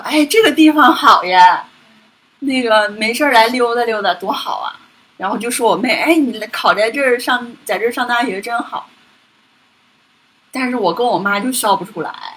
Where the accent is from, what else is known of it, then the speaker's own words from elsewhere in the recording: Northeast China, China; now in Beijing, China; 我的老家，就是东北那边